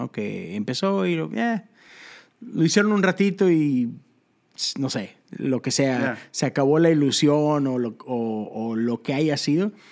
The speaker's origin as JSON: {"language": "Spanish", "town": "Monterrey", "region": "Nuevo León", "country": "Mexico", "tie": "born or raised there", "said": "Este, pues soy un vato de Monterrey, Nuevo León."}